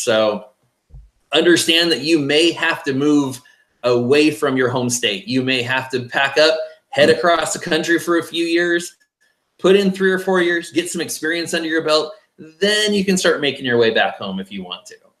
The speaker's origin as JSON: {"language": "English", "area": "base of Mount Rainier", "region": "Washington", "country": "United States", "tie": "born or raised there", "also_born_or_lived": "Flagstaff, Arizona / Texas", "moved": "yes", "said": "growing up in Washington State, the base of Mount Rainier"}